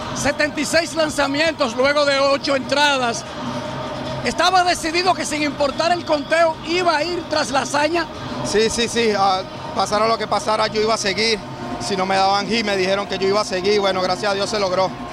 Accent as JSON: {"language": "Spanish", "country": "Venezuela", "said": "representar mi país"}